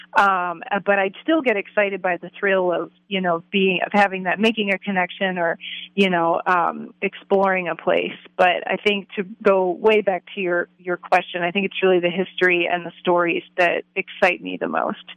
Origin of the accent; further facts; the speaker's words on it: Baltimore County, Maryland, United States; close to where I grew up in in Maryland